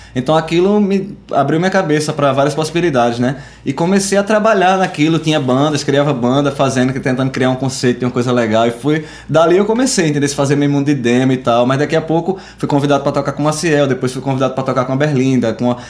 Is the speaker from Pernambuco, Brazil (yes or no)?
yes; Arcoverde, Pernambuco, Brazil; moved away; also born or lived in Recife; eu sou de Arco Verde, tenho uma ligação muito forte com o Coco Reis de Arco Verde